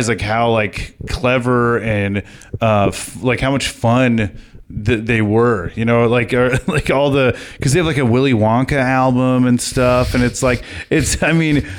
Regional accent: Southern California, United States; I grew up in Southern California

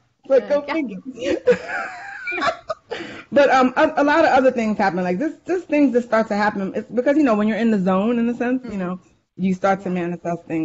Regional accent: New York, United States; accent: New York; my New York accent.

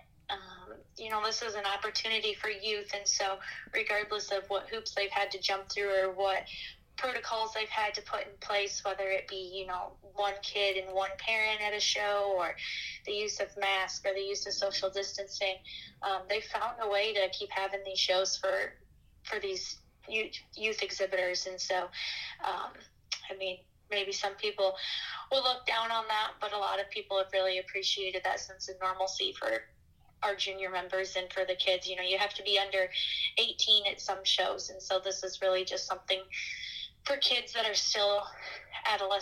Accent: East Lansing, Michigan, United States; moved away as an adult; now in eastern Iowa, United States; I'm originally from East Lansing, Michigan. Grew up on a cattle operation outside of town there

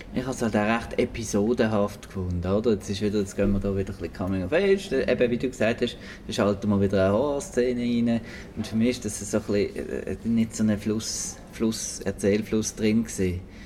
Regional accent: Switzerland; bei uns in der Schweiz

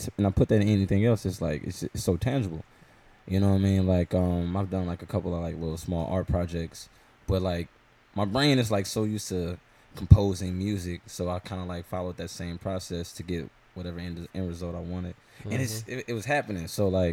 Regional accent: St. Louis, Missouri, United States; born and raised here in St. Louis, Missouri

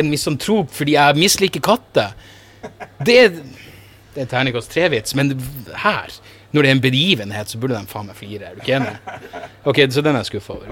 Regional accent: Narvik, Nordland, Norway; moved away; hjembyen min

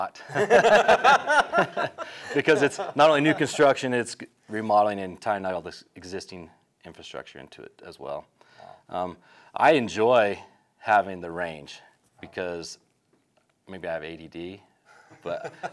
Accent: Burley, Idaho, United States; I was raised in Burley, and my folks owned a grocery store

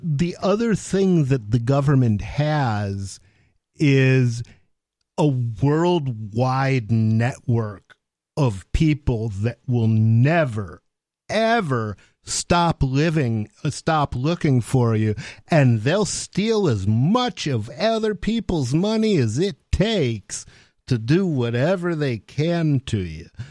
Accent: Detroit, Michigan, United States; I come from Detroit

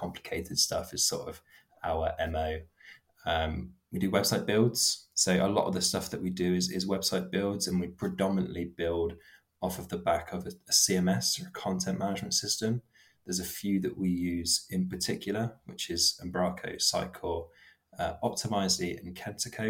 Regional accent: Bournemouth, South West England, United Kingdom; also born or lived in Poole; So I'm from Bournemouth. I've always been in Poole and Bournemouth my whole life.

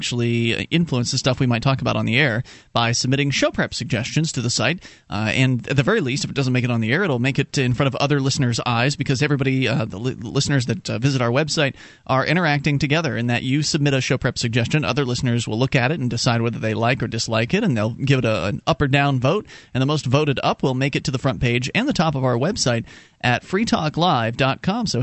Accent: West Coast of Florida, United States; I'm from Florida, but it doesn't mean I was from real Florida

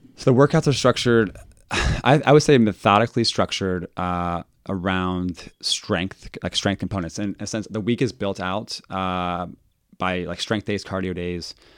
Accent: Dayton, Ohio, United States; also born or lived in Springboro, Ohio; I am from Dayton

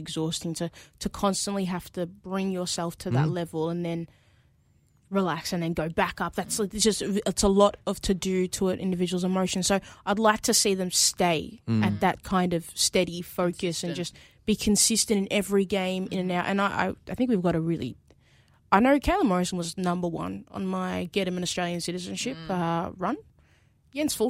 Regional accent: Ghana; I'm from Ghana

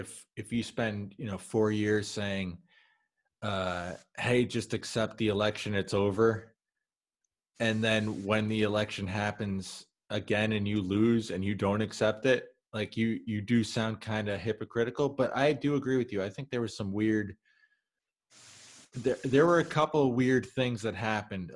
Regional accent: United States; moved away; we're American

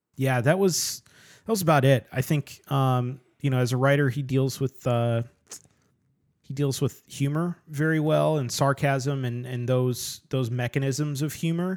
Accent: United States; I'm an American

